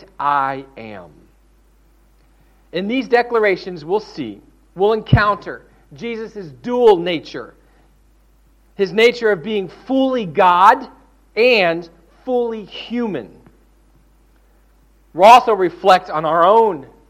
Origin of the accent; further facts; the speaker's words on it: the South, United States; I'm from the South